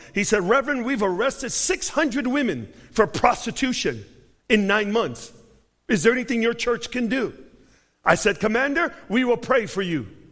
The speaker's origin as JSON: {"language": "English", "town": "Chicago", "region": "Illinois", "country": "United States", "said": "I'm from Chicago."}